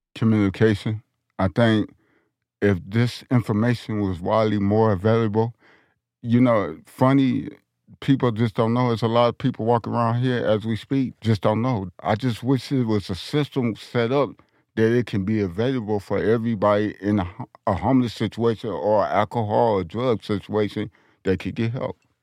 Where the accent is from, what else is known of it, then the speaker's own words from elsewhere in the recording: Detroit, Michigan, United States; now in Denver, United States; I'm from Detroit, Michigan